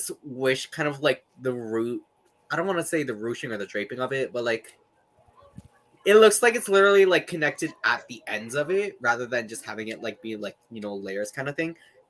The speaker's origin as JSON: {"language": "English", "country": "Canada", "tie": "born or raised there", "said": "I was born in Canada."}